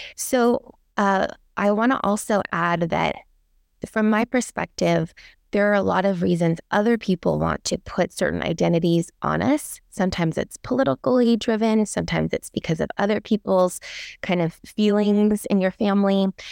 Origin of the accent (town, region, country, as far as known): Daly City, California, United States; born or raised there; also born or lived in San Francisco